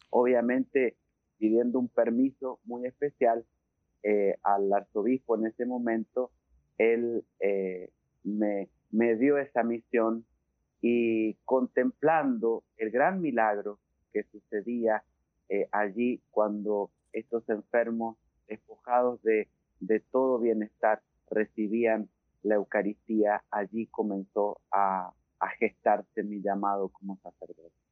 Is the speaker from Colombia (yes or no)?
no; Rivadavia, Argentina; born there; el hospital de Rivadavia, la ciudad donde yo nací